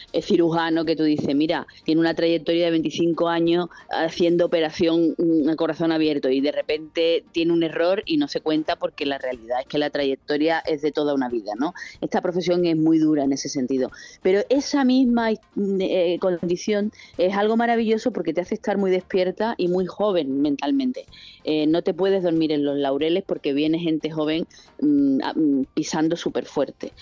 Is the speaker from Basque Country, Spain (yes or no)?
no; Sanlúcar de Barrameda, Andalusia, Spain; yo empecé a trabajar en esto con 14 años en la tele local de mi pueblo